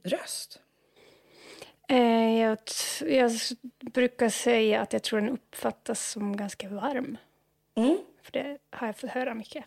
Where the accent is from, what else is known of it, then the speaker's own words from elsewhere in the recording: Norway; Swedish is a second language; moved away as an adult; also born or lived in Uppsala, Sweden; now in Stockholm, Sweden; jag upp i en stad som har en väldigt känd jazzfestival